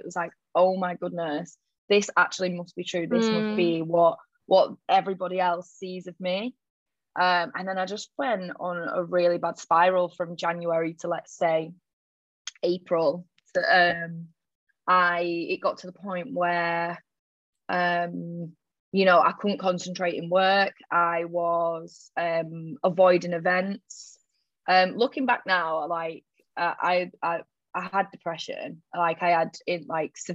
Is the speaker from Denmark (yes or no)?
no; Manchester, North West England, United Kingdom; moved away as an adult; now in Sydney, Australia; I'm from Manchester, but I'm living in Sydney at the moment. I've lived here for about, it was 4 years last week actually